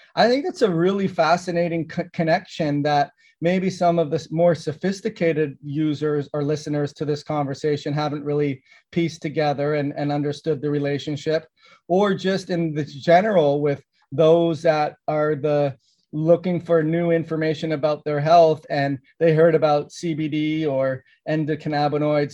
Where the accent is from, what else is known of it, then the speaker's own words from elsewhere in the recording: Canada; I grew up in Canada